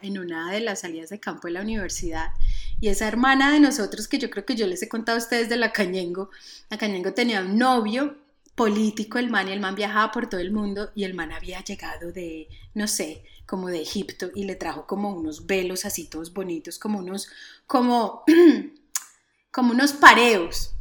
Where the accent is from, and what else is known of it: Colombia